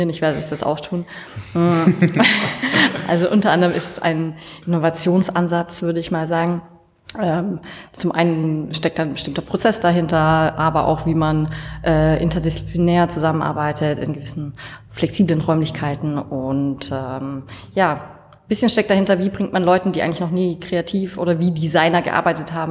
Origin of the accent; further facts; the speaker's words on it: Bavaria, Germany; Ähm, ursprünglich aus der Nähe von Würzburg, also zwischen Würzburg und Schweinfurt.